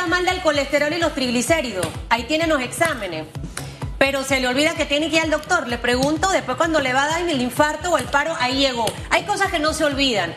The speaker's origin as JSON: {"language": "Spanish", "country": "Panama", "said": "yo soy panameña"}